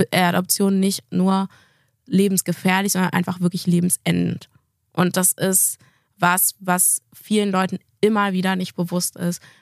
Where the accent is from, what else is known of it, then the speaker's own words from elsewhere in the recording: Gambia; now in Germany; Sagst du, ich komme aus Gambia.